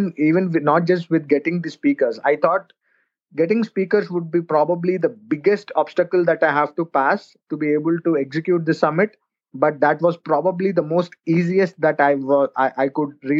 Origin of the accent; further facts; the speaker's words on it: India; I'm a marketer from India.